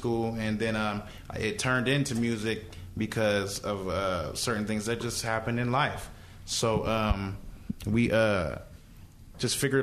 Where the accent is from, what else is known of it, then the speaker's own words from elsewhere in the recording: Los Angeles, California, United States; now in Salt Lake City, United States; I come from Watts, California